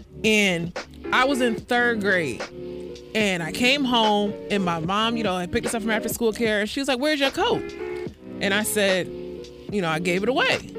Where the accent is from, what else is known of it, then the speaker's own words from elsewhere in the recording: New York, United States; because I'm from New York, so it's cold.